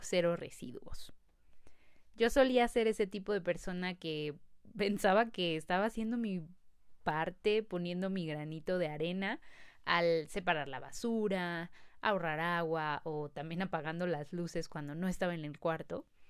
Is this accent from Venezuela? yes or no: no; Mexico City, Mexico; nací en la Ciudad de México y tengo 25 años.